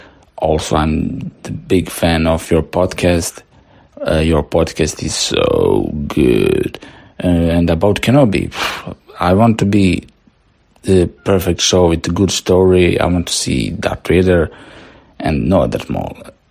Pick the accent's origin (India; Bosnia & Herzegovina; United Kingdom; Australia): Bosnia & Herzegovina; Hello there … I'm coming from Bosnia and Herzegovina.